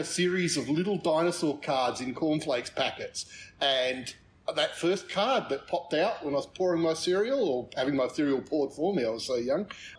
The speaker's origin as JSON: {"language": "English", "town": "Adelaide", "region": "South Australia", "country": "Australia", "tie": "born or raised there", "moved": "yes", "lives_now": "Alice Springs, Australia", "said": "I grew up in Adelaide, yes, in South Australia."}